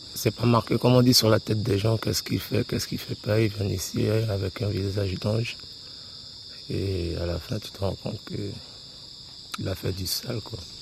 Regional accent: Macouria, French Guiana; now in Saül, French Guiana; Mes parents sont d'ici, moi je suis de Macoria

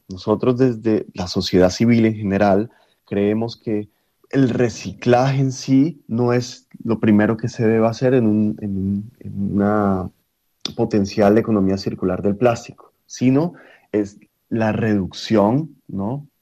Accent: Colombia; Siendo colombiano

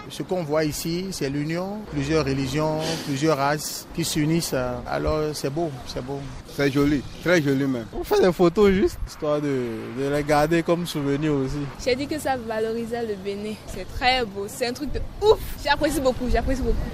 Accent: Burkina Faso; Je suis burkinabé.

